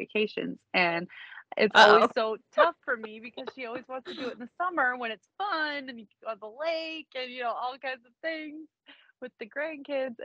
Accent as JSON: {"language": "English", "region": "Minnesota", "country": "United States", "said": "I'm from Minnesota"}